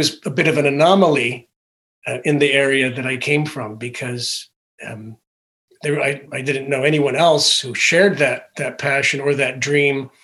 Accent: Connecticut, United States; I was born in a little rural town in Connecticut

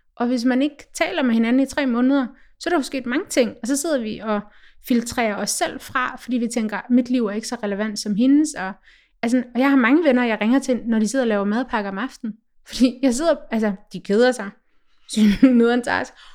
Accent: Denmark; som dansker

